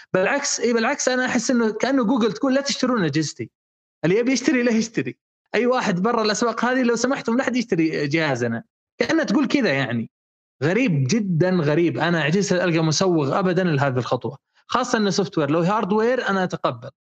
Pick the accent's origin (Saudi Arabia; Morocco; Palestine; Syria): Saudi Arabia; شبكاتنا في السعوديه